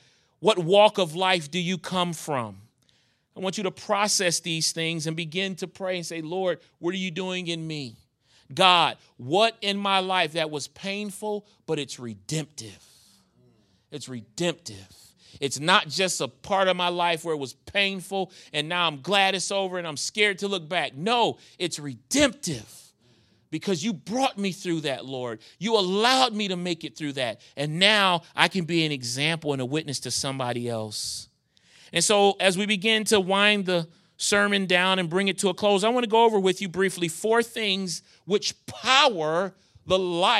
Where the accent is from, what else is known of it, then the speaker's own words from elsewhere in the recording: New York, United States; Now, my wife, man, I am from New York. My wife is from Virginia.